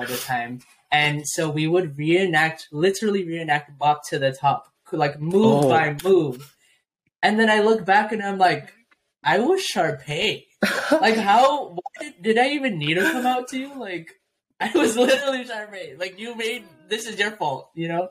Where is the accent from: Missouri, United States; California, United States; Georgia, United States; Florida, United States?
California, United States; San Diego; growing up in San Diego